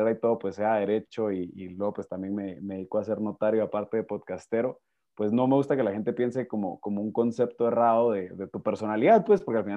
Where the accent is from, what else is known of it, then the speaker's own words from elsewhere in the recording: Guatemala; Sí, soy de Guatemala. Ahí van, van a ver cómo mi acento poquito a poco va migrando, se mexicaniza, luego se pierde.